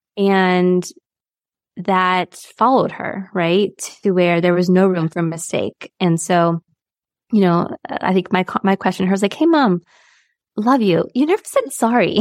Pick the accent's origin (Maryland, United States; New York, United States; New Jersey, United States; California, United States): California, United States; San Diego; I, I grew up in San Diego, right by the border